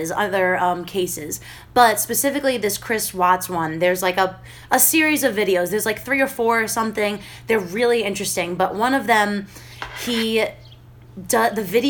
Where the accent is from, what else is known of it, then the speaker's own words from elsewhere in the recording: United Kingdom; accent: British; I'm British still